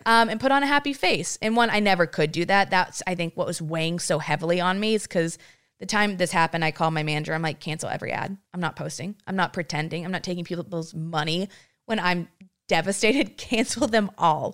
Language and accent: English; Granbury, Texas, United States; I'm a girl from Granbury, Texas, population ten thousand.